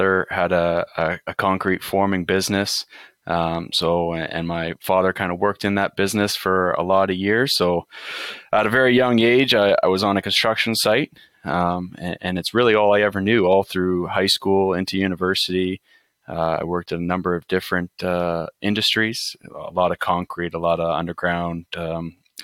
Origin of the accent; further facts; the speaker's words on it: just outside of London, Ontario, Canada; also born or lived in Windsor, Ontario; I was born and raised just outside of London